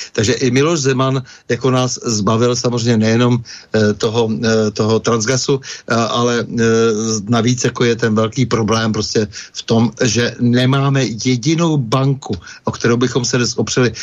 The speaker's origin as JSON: {"language": "Czech", "region": "Bohemia", "country": "Czechia", "said": "u nás v Čechách"}